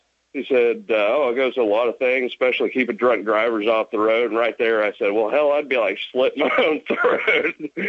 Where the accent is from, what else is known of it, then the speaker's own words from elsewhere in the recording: Illinois, United States; now in Mississippi, United States; I grew up in Illinois, and I went to University of Illinois